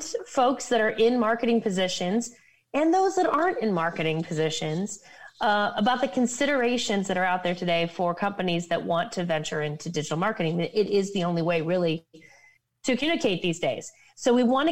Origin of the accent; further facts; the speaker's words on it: Ohio, United States; moved away; I'm from Ohio originally